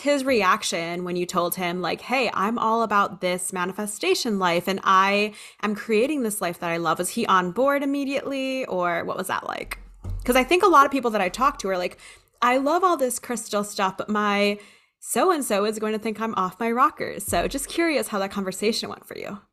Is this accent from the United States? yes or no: yes; Hawaii, United States; I grew up in Hawaii and I spent my summers in the Philippines